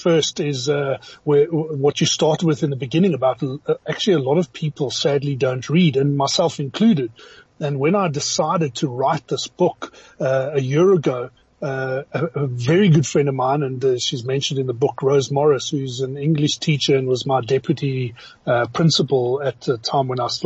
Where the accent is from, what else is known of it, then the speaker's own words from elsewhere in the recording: Johannesburg, Gauteng, South Africa; also born or lived in Benoni; So born and bred in Johannesburg, lived here my entire life, have traveled the entire world, literally every continent, but have always lived in Joburg